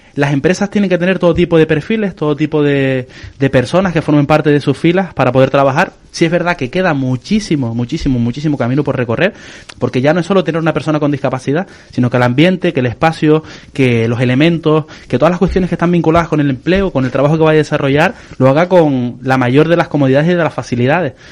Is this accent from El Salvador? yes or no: no; San Cristóbal de La Laguna, Canary Islands, Spain; yo que soy de la Finca España